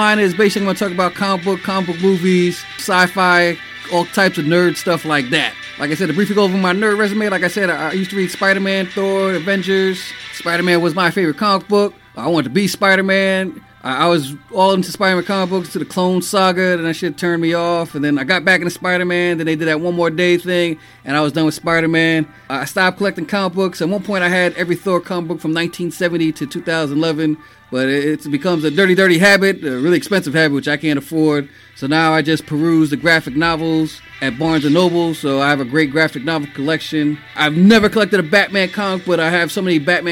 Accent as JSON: {"language": "English", "town": "New York City", "region": "New York", "country": "United States", "tie": "born or raised there", "also_born_or_lived": "Boston", "said": "born and raised in the Bronx."}